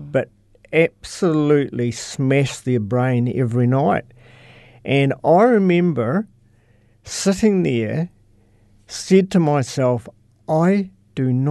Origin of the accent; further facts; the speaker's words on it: Cheviot, Canterbury, New Zealand; I'm from, a little town north called Cheviot.